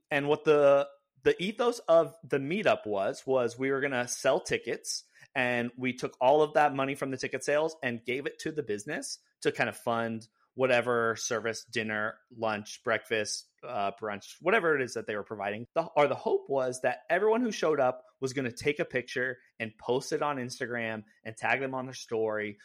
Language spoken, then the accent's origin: English; California, United States; now in Seattle, United States; I grew up in California